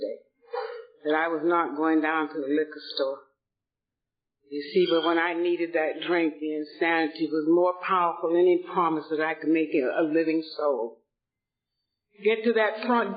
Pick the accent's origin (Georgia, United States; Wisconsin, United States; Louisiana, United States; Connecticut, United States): Georgia, United States; Atlanta; moved away as an adult; also born or lived in Boston; now in Los Angeles, United States; I was born and raised in Atlanta, Georgia, in a very affluent family